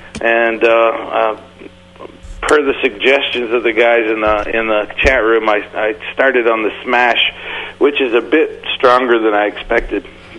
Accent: Maine, United States; moved away; Originally, I'm from Maine.

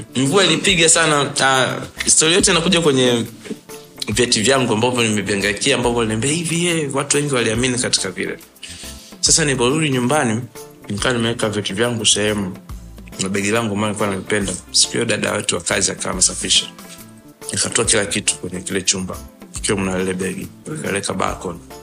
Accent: Dar es Salaam, Tanzania; mi nimezaliwa Sinza

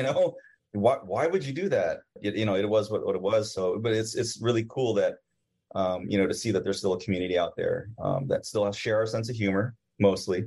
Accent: Bay Area, California, United States; now in Corona, United States; I grew up in the Bay Area

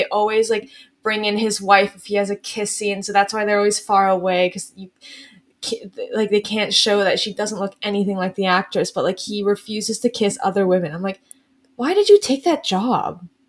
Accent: United States; Because I'm from America.

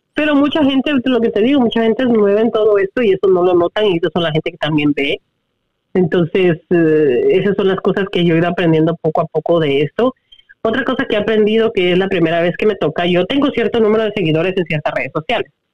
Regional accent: Guatemala; first language Spanish; now in United States; yo obvio nací en Guatemala, mi primer lenguaje es español

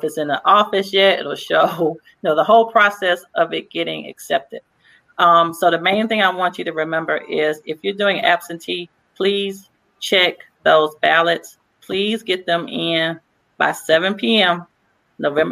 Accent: Mobile, Alabama, United States; moved away

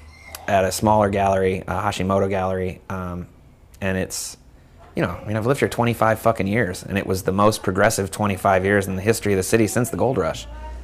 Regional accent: San Francisco, California, United States; you know, when you meet somebody older and you're like, I'm from San Francisco.

